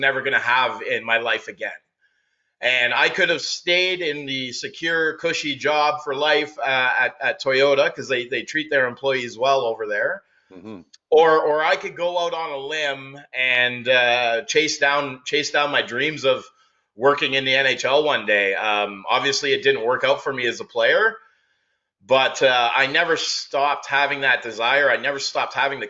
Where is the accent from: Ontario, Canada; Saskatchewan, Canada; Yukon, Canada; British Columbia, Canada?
Ontario, Canada; Sudbury; now in Barrie, Canada; when I was a kid growing up in Sudbury, Ontario